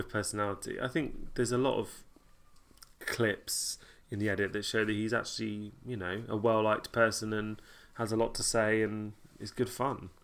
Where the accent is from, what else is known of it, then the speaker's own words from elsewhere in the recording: Kent Sussex border, South East England, United Kingdom; I grew up on the Kent Sussex border